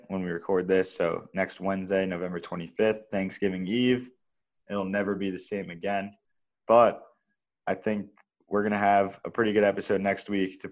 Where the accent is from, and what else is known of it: New York, United States; born or raised there